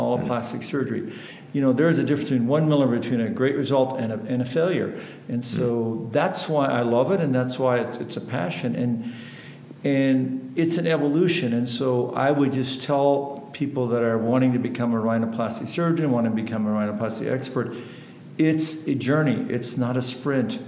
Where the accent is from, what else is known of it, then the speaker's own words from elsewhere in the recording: North Dakota, United States; English is a second language; moved away; also born or lived in Houston, Texas; I grew up in a ranch in the upper Midwest in a place called North Dakota. And as a German-Russian community, I didn't speak English till I was 6